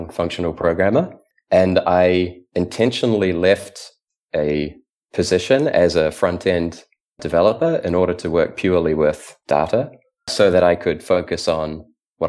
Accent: New Zealand; I grew up in New Zealand

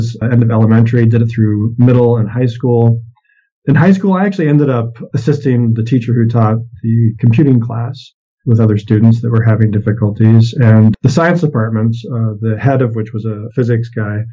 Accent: Maine, United States; moved away; also born or lived in California / Massachusetts / Tennessee / Maryland; I was born in California, but did a lot of my growing up in Maine.

